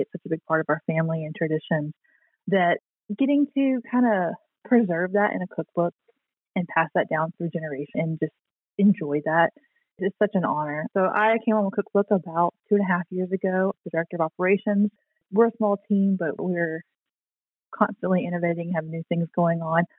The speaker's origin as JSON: {"language": "English", "region": "the South", "country": "United States", "moved": "yes", "said": "I'm from the South and we say dressing"}